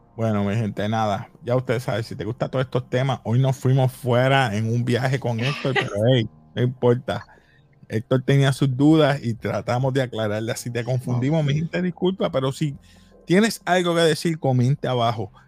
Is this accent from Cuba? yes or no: no; Puerto Rico; somos puertorriqueños